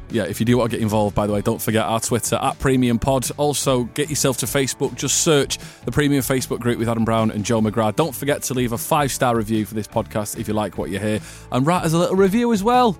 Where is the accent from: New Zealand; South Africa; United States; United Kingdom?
United Kingdom; I'm British